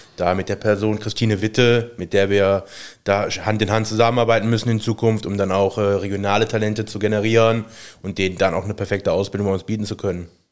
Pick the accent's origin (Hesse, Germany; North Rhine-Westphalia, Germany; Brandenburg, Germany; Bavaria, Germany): North Rhine-Westphalia, Germany; Aachen; also born or lived in Stolberg / Dormagen; ich komme aus Aachen, bin da gebürtig, äh, in Stolberg geboren